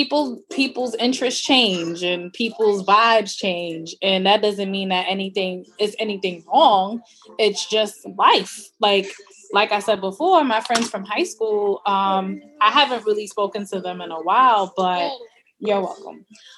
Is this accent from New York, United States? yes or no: yes; Brooklyn, New York, United States; Oh, I'm from Brooklyn.